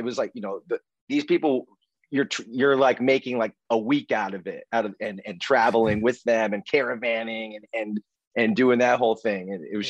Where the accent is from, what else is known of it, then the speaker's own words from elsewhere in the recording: Maine, United States; also born or lived in Connecticut; I was born in Connecticut because that's where my dad's side of the family was. Uh-huh. But we moved to Maine right away.